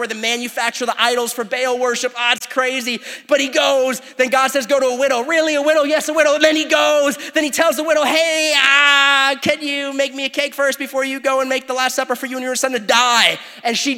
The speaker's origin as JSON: {"language": "English", "country": "United States", "said": "Sometimes I'm more American than I am a disciple"}